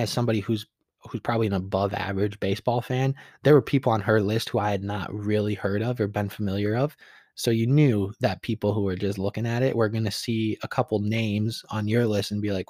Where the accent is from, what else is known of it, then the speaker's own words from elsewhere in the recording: Michigan, United States; somebody who grew up in the state of Michigan